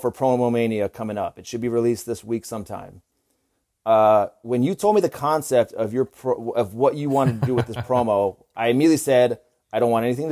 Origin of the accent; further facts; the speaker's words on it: Ramona, California, United States; I'm from Ramona, California.